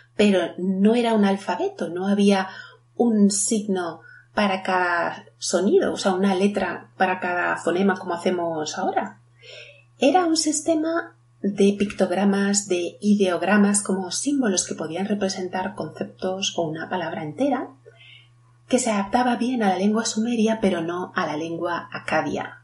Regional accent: Spain; yo como soy española digo árbol

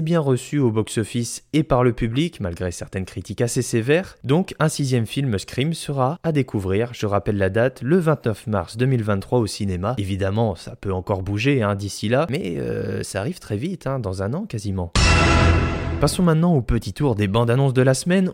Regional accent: France; chez nous en France

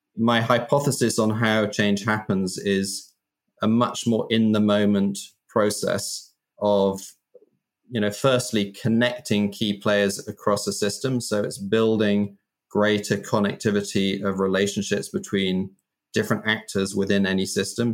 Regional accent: United Kingdom; I grew up in Britain in the kind of 70s and 80s.

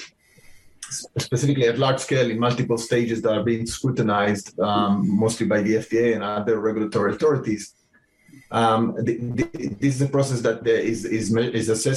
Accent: Israel; moved away as an adult; now in Cambridge, United States; I was born in Israel

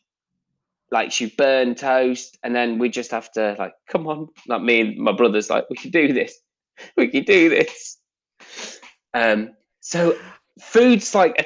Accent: Doncaster, Yorkshire and the Humber, United Kingdom; I'm from Doncaster, Yorkshire

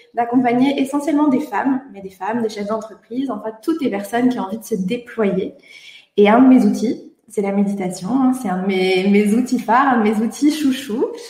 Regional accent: Brittany, France; je suis bretonne comme toi

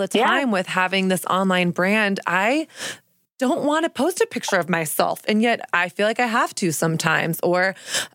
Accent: Texas, United States; also born or lived in Newport Beach, California / New York City; now in New York, United States; I grew up in Texas

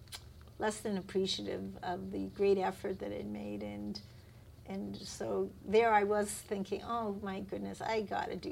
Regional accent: Winnipeg, Manitoba, Canada; I grew up in Winnipeg

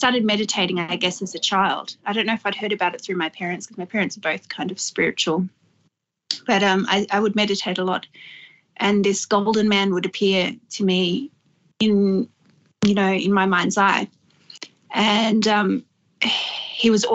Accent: Lower Blue Mountains, New South Wales, Australia; also born or lived in Sydney; I was raised in the Lower Mountains and in Sydney, back and forth, but mainly grew up in the Lower Blue Mountains

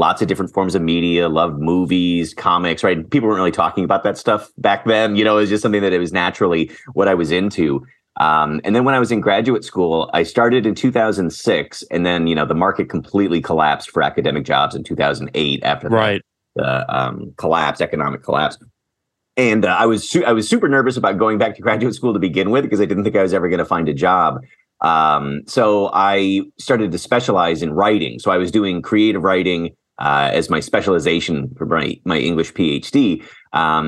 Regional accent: Green Bay, Wisconsin, United States; moved away as an adult; also born or lived in Portland, Oregon / Madison, Wisconsin / Chicago / Washington State; now in Rochester, United States; I was born in Portland, Oregon, but grew up mostly in Green Bay, Wisconsin

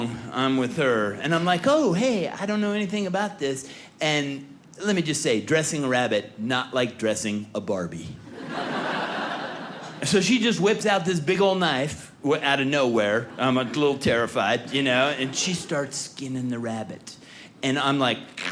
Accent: California, United States; I was born and raised in California

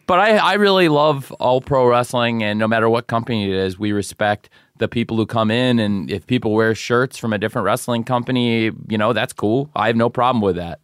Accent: Champaign, Illinois, United States; moved away; I originally am from Champaign, Illinois

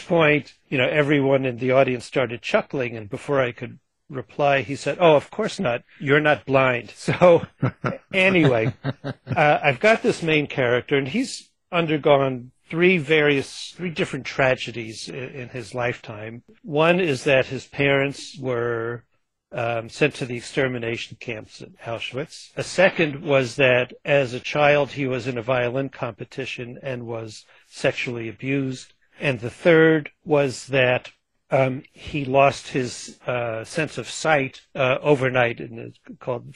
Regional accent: Long Island, New York, United States; She and I grew up on Long Island together

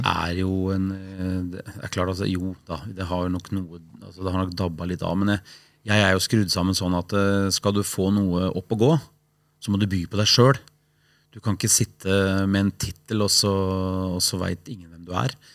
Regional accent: Sandefjord, Vestfold, Norway; born or raised there; also born or lived in Haugesund

